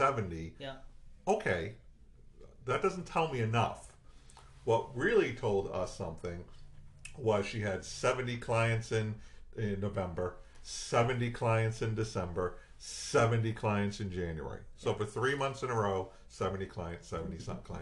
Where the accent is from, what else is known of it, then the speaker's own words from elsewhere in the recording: Worcester, Massachusetts, United States; I'm from Worcester, Massachusetts